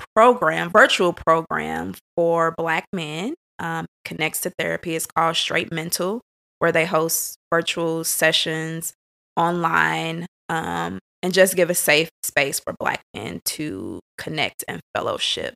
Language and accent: English; St. Louis, Missouri, United States; born and raised in Saint Louis